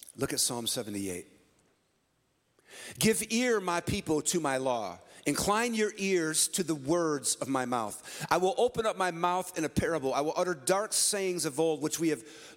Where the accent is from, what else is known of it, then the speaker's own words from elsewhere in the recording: San Francisco, California, United States; I was born shortly before that in the Bay Area. We call it the Yay Area. I was born in San Francisco